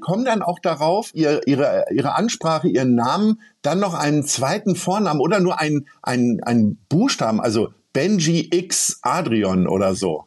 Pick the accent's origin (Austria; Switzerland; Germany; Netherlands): Germany; Hanover, Lower Saxony; ich bin gebürtiger Hannoveraner